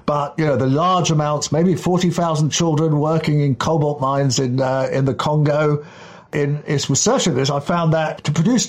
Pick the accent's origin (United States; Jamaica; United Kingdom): United Kingdom; Kensington, London; When I was a kid in the 1960s, growing up in Kensington, up on Camden Hill, which is Upper Hill, the milk used to be delivered by Hoppy the horse, literally.